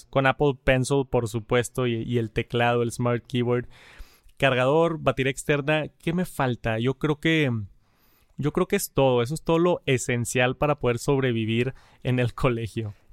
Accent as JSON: {"language": "Spanish", "region": "Yucatán", "country": "Mexico", "said": "soy de María Yucatán. Actualmente estoy estudiando en la universidad."}